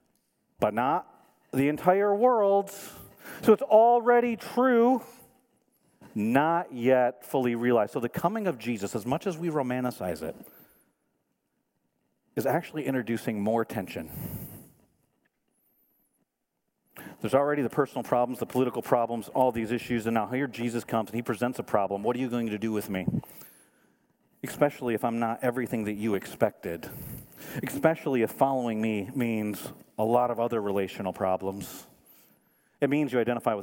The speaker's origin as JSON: {"language": "English", "region": "Michigan", "country": "United States", "moved": "yes", "said": "I'm from Michigan."}